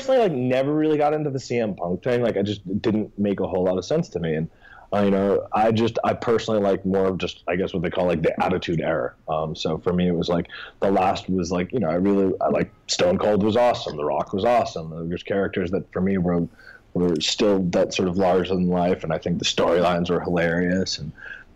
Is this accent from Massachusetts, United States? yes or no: yes; Boston, Massachusetts, United States; I grew up in Boston